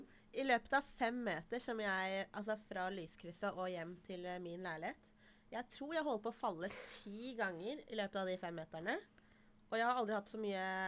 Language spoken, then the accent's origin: Norwegian; Toten, Innlandet, Norway; also born or lived in Iran; Jeg er fra Toten